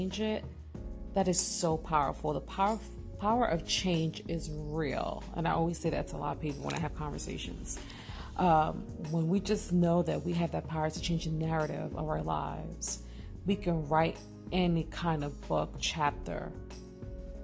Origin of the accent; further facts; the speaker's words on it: New York City, New York, United States; I'm actually born and raised in East New York, Brooklyn